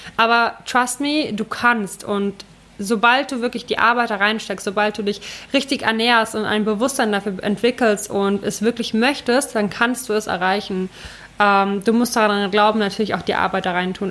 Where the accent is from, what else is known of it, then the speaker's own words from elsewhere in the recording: Ukraine; moved away; da wo ich herkomme aus der Ukraine